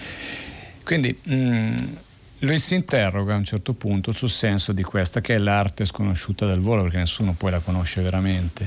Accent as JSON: {"language": "Italian", "town": "Premosello", "region": "Piedmont", "country": "Italy", "tie": "born or raised there", "said": "sono nato proprio lì a Premosello nel 1961 per la precisione e ehm, mh, lì ehm, ho cominciato a scoprire il territorio"}